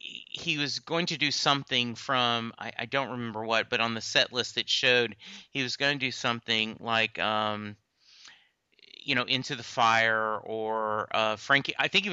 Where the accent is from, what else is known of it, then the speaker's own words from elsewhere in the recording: Louisiana, United States; I'm from Louisiana originally, and that's where I was born, and I spent a lot of my time growing up there.